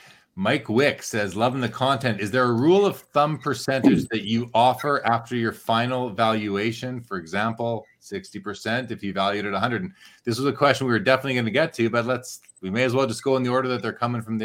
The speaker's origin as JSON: {"language": "English", "town": "Winnipeg", "region": "Manitoba", "country": "Canada", "tie": "born or raised there", "said": "I grew up in Winnipeg"}